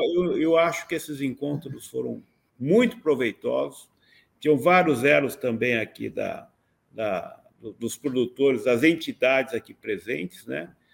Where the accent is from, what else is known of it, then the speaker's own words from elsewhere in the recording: São Paulo, Brazil; eu sempre morei em São Paulo